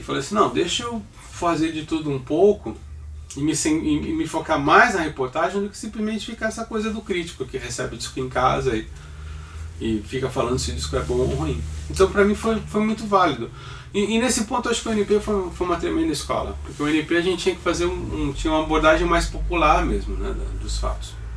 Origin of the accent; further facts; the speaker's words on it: Santos, São Paulo, Brazil; eu sou natural de Santos